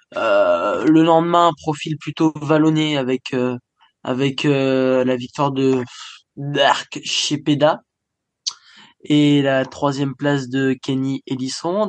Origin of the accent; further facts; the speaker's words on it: France; je suis français avant tout